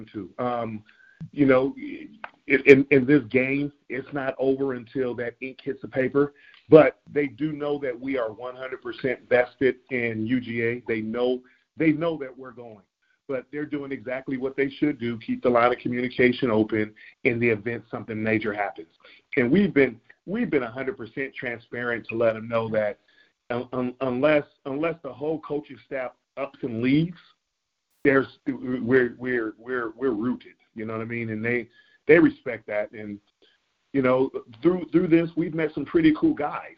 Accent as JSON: {"language": "English", "region": "California", "country": "United States", "tie": "born or raised there", "said": "I'm born and raised in California"}